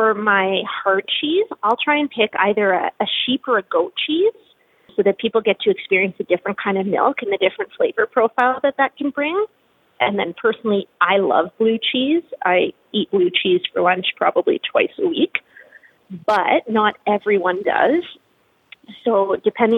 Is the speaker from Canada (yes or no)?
yes; Ottawa, Ontario, Canada; moved away as an adult; also born or lived in Quebec; now in Regina, Canada; I grew up in and around Ottawa, Canada's capital